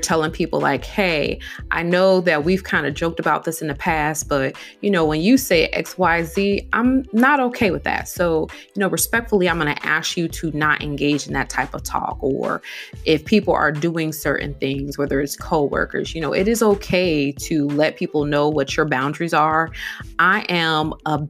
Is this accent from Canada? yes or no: no; Midwest, United States; moved away; I grew up in the Midwest